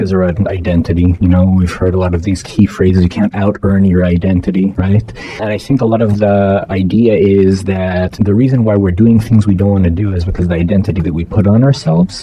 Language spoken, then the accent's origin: English; Toronto, Ontario, Canada; now in Los Angeles, United States; I grew up in Toronto.